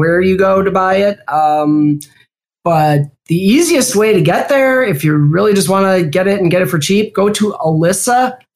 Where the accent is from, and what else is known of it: Milwaukee, Wisconsin, United States; born or raised there; accent: Midwestern